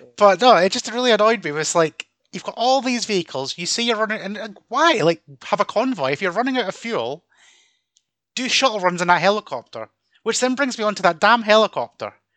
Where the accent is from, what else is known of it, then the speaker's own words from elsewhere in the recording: Scotland, United Kingdom; we Scottish talk Scottish, and we've got about 30 different dialects up here.